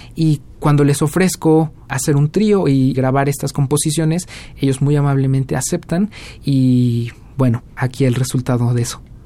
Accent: Mexico; first language Spanish; moved away as an adult; also born or lived in Cardiff, Wales; yo soy mexicano

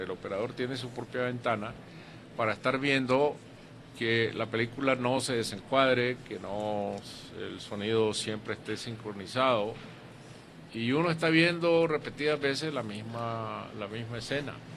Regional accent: Masatepe, Masaya, Nicaragua; cuando yo viví en mi pueblo, Mazatepe, que era un pueblo pequeño

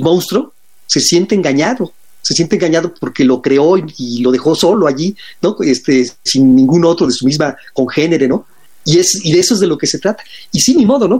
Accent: Mexico; siendo mexicanos

